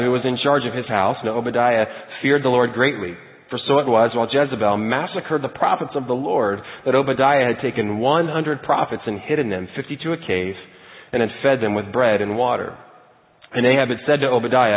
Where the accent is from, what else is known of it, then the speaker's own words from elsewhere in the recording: Lebanon, Ohio, United States; moved away as an adult; also born or lived in Cincinnati, Ohio; now in Tennessee, United States; I am originally from Cincinnati, actually from Lebanon